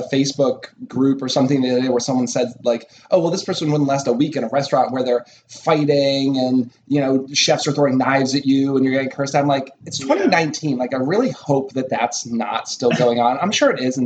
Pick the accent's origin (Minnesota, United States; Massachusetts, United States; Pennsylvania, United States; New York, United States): Massachusetts, United States; outside of Boston; also born or lived in Minneapolis / Seattle / Philadelphia; now in Frederick, United States; I grew up outside of Boston